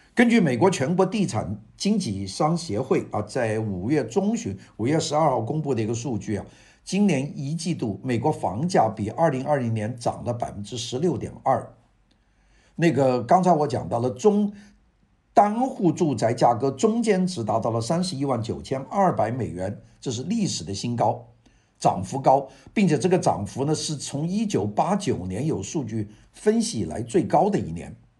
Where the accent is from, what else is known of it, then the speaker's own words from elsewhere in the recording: China; now in Los Angeles, United States; 我们中国人